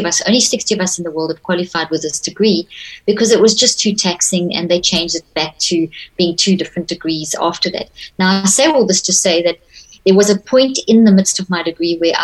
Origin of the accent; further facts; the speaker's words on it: South Africa; also born or lived in Zimbabwe; I was very privileged to grow up in South Africa. I was born in Zimbabwe